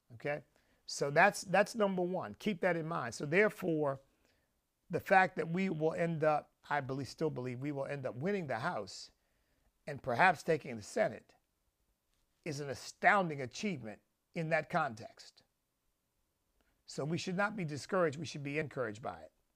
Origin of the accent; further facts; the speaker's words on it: Pennsylvania, United States; I grew up in Pennsylvania